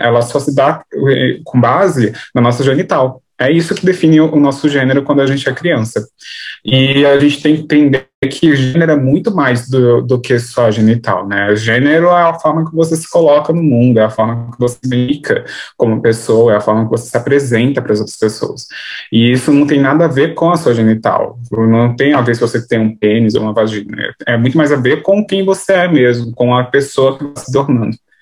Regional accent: São Paulo, Brazil; Sou de São Paulo, capital é, do Grajaú. Eu nasci aqui e moro aqui até hoje.

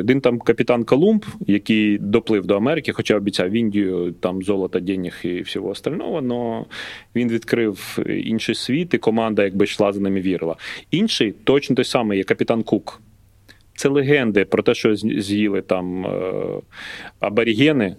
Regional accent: Lutsk, Volyn Oblast, Ukraine; born or raised there

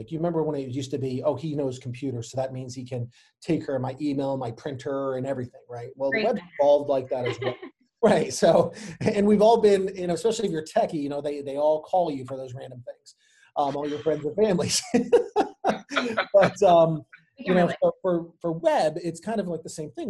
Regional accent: Chicago, Illinois, United States; moved away as an adult; now in Anne Arundel County, United States; I myself am not from Maryland originally. I'm from Chicago

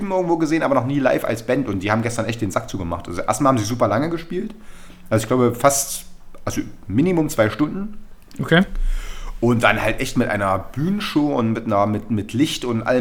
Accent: Chemnitz, Saxony, Germany; Und wenn dann wirklich in Berlin 8000 Leute, … singen, das finde ich schon ganz geil.

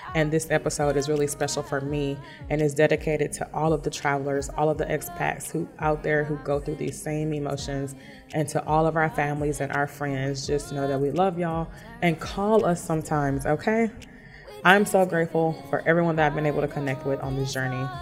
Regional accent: Houston, Texas, United States; moved away as an adult; now in Thailand; I'm from Houston, Texas, and I've been living in Thailand for two and a half years.

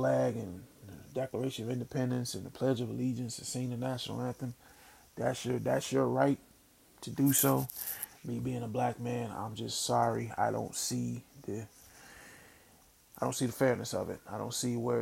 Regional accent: Mississippi, United States; now in Philadelphia, United States; I grew up in Mississippi, because we didn't have that kind of weather

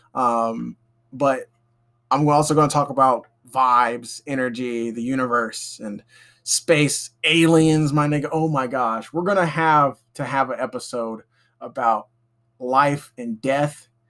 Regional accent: Alabama, United States; I'm from Alabama, still living here

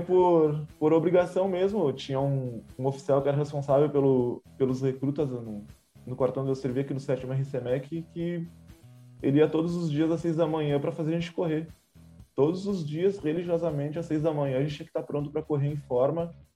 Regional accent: Santana do Livramento, Rio Grande do Sul, Brazil; Eu sou natural de Santana do Livramento, aqui da fronteira com, com o Uruguai

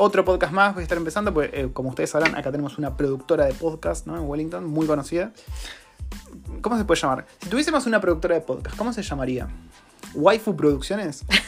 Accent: Argentina; now in New Zealand; Y somos argentinos, por si no se dieron cuenta, por el acento

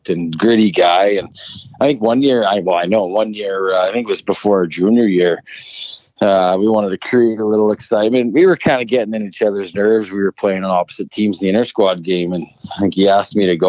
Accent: Saskatchewan, Canada; moved away as an adult; also born or lived in Lincoln, Nebraska; growing up in Saskatchewan

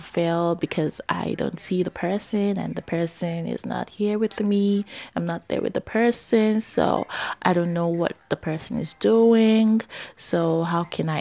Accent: New Jersey, United States; also born or lived in New York; I'm from Jersey

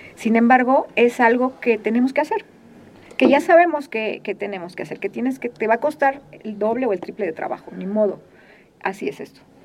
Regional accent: Mexico; Los mexicanos

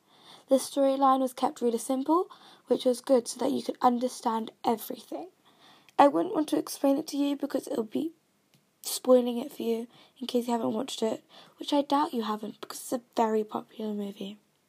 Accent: Kenya; accent: British; Like, for mine, I'm from Kenya, yet I sound British.

